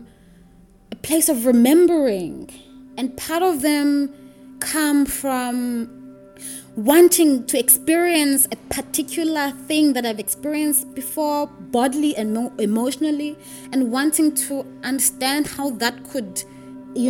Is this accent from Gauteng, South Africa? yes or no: no; Makhanda, Eastern Cape, South Africa; I grew up in Grahamstown in Makanda